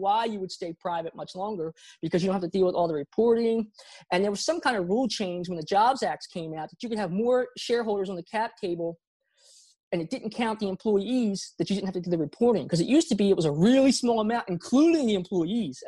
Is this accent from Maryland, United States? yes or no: yes; Baltimore, Maryland, United States; also born or lived in South Korea; I grew up in Baltimore, Maryland.